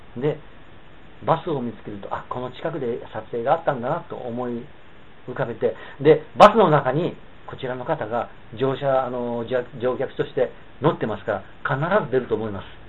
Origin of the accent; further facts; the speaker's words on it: Bingo region, Hiroshima, Japan; 地元の広島県の備後地方